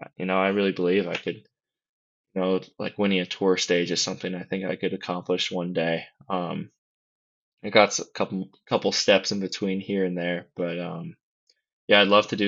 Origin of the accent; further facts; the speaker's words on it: Colorado, United States; I'm from Colorado too